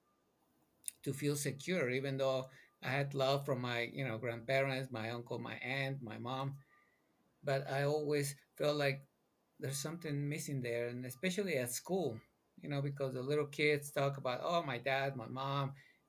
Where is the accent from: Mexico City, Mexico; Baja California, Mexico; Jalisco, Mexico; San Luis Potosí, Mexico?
Mexico City, Mexico; now in United States; I'm originally from Mexico City, born and raised.